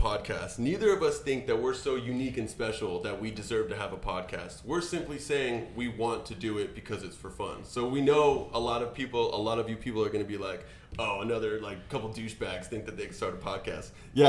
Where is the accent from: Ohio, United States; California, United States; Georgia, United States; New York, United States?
California, United States; Agoura Hills; So, I'm from Agoura Hills. It's north of Los Angeles. I went to Agoura Hills High School.